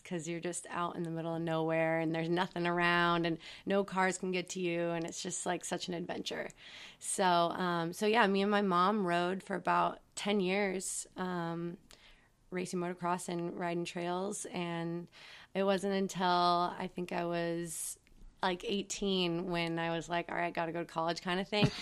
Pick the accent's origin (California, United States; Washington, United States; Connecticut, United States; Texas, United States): California, United States; Atascadero; We grew up on the Central Coast in a small town called Atascadero.